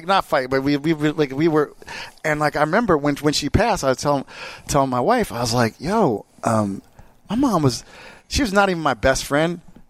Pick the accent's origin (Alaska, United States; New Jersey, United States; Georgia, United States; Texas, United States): New Jersey, United States; Jersey Shore; moved away; also born or lived in California; I grew up at the Jersey Shore, and not the fucked up one you've seen on MTV.